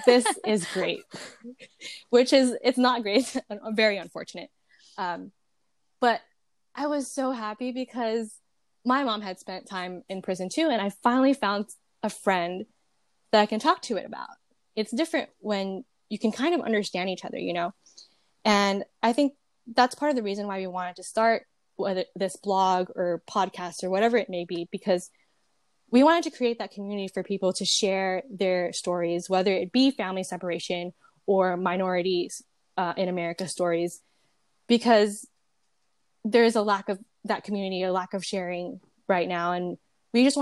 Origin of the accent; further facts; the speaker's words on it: Jersey City, New Jersey, United States; moved away as an adult; now in California, United States; I am born and raised in Jersey City, New Jersey. Um, and I'm not from California, but I moved here after high school.